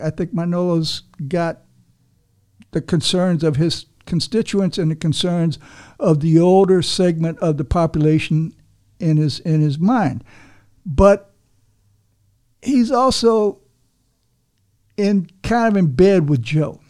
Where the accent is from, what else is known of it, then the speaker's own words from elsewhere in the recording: Havana, Cuba; now in Miami, United States; I'm a Cuban myself. You know, I was born in Havana